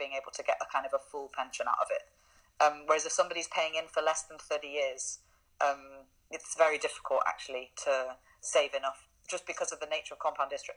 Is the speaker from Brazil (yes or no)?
no; United Kingdom; moved away as an adult; now in Germany; I haven't lived in the UK for over 8 years